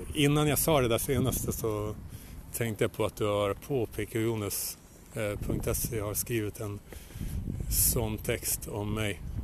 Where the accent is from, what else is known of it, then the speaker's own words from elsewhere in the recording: Luleå, Norrbotten County, Sweden; jag växte upp i Luleå